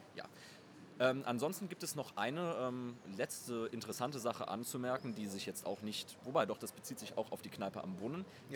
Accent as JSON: {"language": "German", "town": "Cologne", "region": "North Rhine-Westphalia", "country": "Germany", "said": "wir beide als Nord- und Ostkölner sind ja, äh, nicht hier gebürtige Südstädter."}